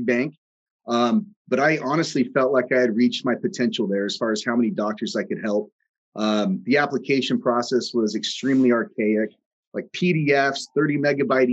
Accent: Oregon, United States; moved away as an adult; also born or lived in Southern California; I'm originally from Oregon, went to the University of Oregon

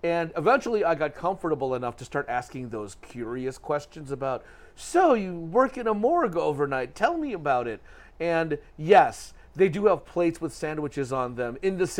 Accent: Detroit, Michigan, United States; growing up in Detroit

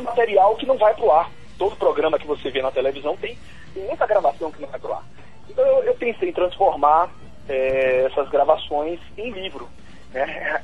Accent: Salvador, Bahia, Brazil; now in Brasília, Brazil; eu sou de Salvador

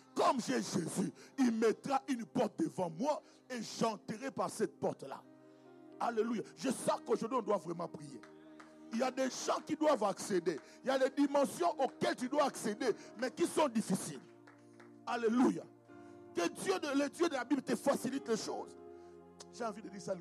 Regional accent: DR Congo; chez nous au Congo

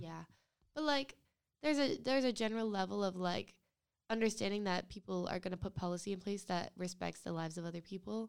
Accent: Rhode Island, United States; I'm from Rhode Island

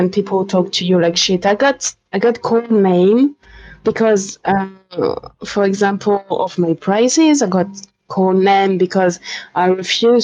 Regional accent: France; English is a second language; English is not my native language

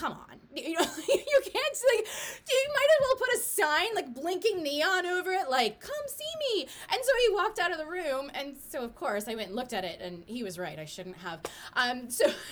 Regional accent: Detroit, Michigan, United States; I grew up in Detroit

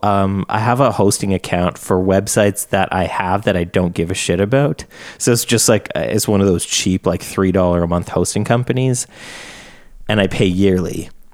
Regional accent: Canada; I'm Canadian

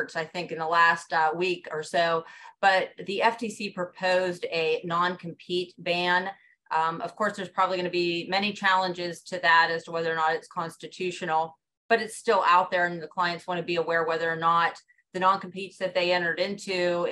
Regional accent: Johnstown, Pennsylvania, United States; now in Pittsburgh, United States; I'm originally from Johnstown, Pennsylvania, which is in Cambria County

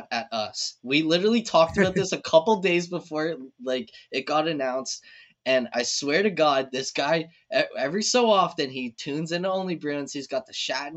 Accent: Canada; being as a Canadian

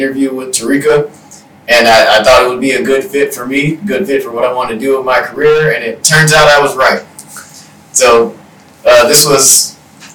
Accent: Decatur, Georgia, United States; also born or lived in Stone Mountain, Georgia / Lawrenceville, Georgia; I grew up here in the metro Atlanta area. So I went to high school in DeKalb County. And I was raised around the cities of Stone Mountain and Decatur, Georgia, and now I live in Lawrenceville

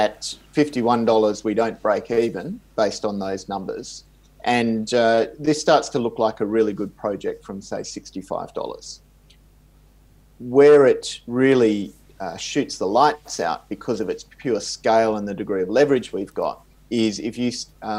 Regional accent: Perth, Western Australia, Australia; moved away; also born or lived in Swakopmund, Namibia; my hometown of Perth in Australia

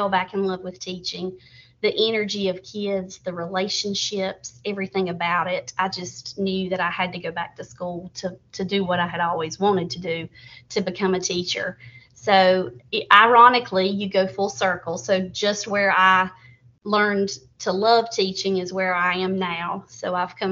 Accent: Surry County, North Carolina, United States; I was born and raised right here in Surrey County, went all the way through Surrey County Schools.

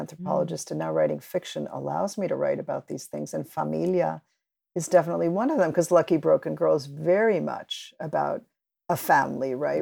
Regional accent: New York, United States; also born or lived in Cuba; I grew up in New York with all these different immigrant communities all around me

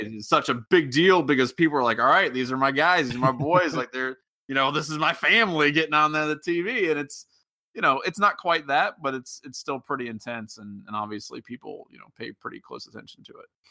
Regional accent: Cincinnati, Ohio, United States; I'm from the Cincinnati area

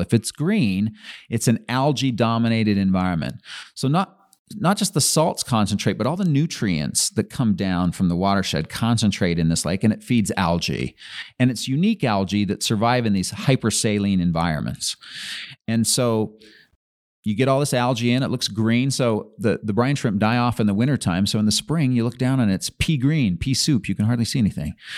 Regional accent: Utah, United States; also born or lived in Brigham City, Utah; I was born in Brigham City and lived around different places. Most of my teenage years were in Utah County

